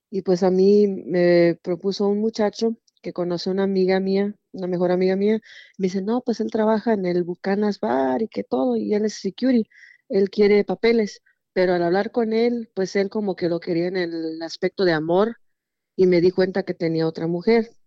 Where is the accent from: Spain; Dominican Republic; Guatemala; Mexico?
Mexico; pero pues soy mexicana, mis papás son de Morelia, Michoacán